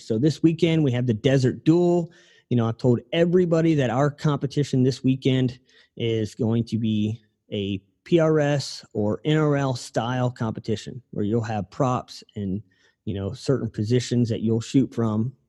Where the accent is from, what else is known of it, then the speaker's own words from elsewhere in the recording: Ohio, United States; moved away; I'm from Ohio, so like our rooftops are pretty steep over there